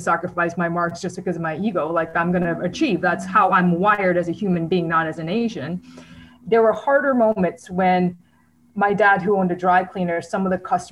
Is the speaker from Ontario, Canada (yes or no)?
yes; Mississauga, Ontario, Canada; I grew up in Mississauga in like the 90s